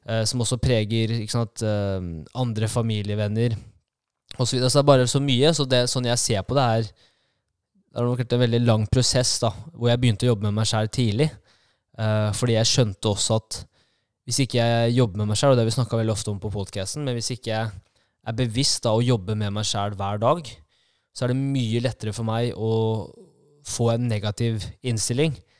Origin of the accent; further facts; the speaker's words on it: Kongsvinger, Innlandet, Norway; Jeg er født og oppvokst eh, på Kongsvinger